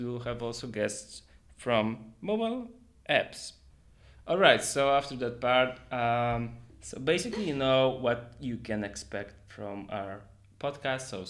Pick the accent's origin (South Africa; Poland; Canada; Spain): Poland; we are broadcasting from Poland